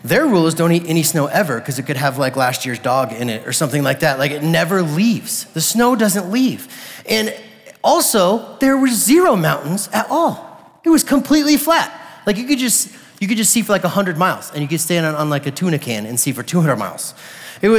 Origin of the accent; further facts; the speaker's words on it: Colorado, United States; I was like born and raised in Colorado